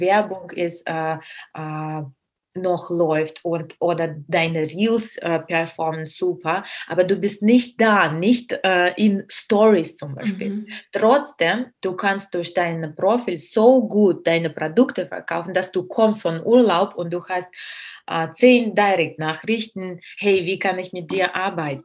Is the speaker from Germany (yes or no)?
no; Russia; German is a second language; moved away; ich bin Russin